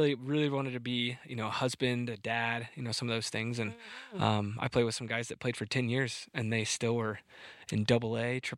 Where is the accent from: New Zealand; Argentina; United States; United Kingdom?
United States; Montrose, Colorado; Born and raised in Montrose, Colorado, so not too far from here, a little bit south.